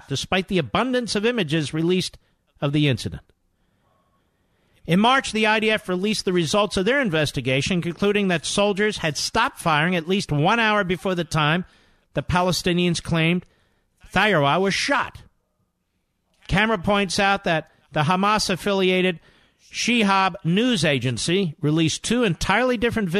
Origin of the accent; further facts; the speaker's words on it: Philadelphia, Pennsylvania, United States; I'm from Philadelphia.